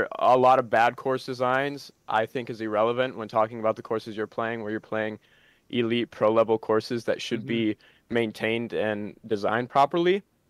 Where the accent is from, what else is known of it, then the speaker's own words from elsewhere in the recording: South Dakota, United States; I'm from South Dakota.